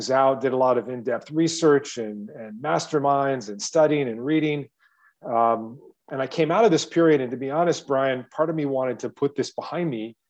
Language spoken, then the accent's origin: English; Ohio, United States; moved away as an adult; also born or lived in China; I'm from Ohio originally, middle-class kid, was raised in a wealthy neighborhood.